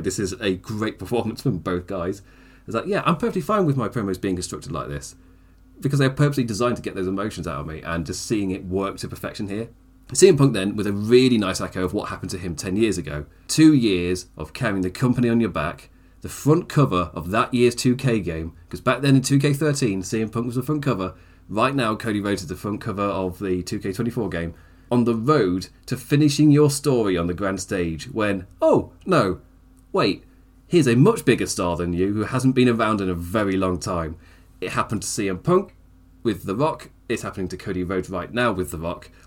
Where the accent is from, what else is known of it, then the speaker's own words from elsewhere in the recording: United Kingdom; as a British person